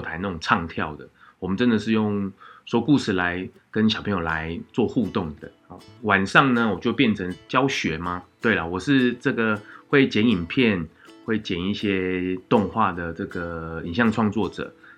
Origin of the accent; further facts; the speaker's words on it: Changhua County, Taiwan; 我是彰化出生的小孩